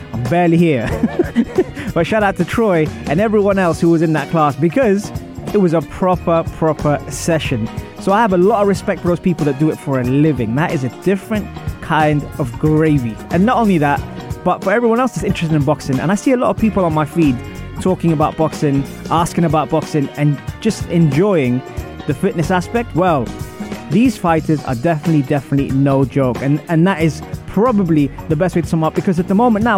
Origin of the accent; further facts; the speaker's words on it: Wimbledon, London, United Kingdom; I grew up in Wimbledon. It's where I'm from